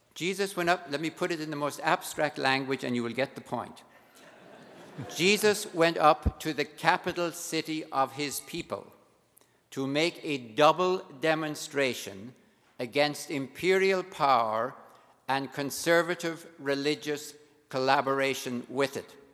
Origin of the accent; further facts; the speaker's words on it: Ireland; being Irish